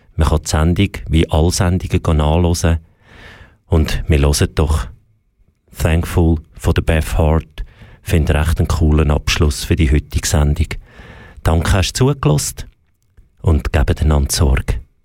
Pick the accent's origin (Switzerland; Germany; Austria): Switzerland; bei uns in der Schweiz